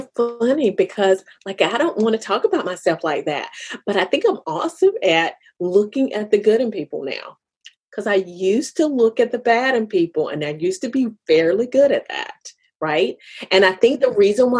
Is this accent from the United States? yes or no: yes; United States; I'm African American